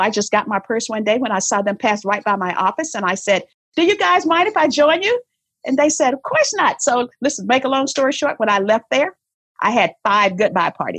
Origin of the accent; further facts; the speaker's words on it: the South, United States; I was born in the South